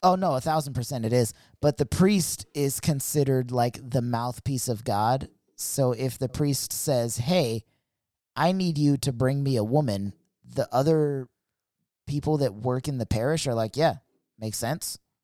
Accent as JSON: {"language": "English", "country": "United States", "tie": "born or raised there", "said": "I grew up in America"}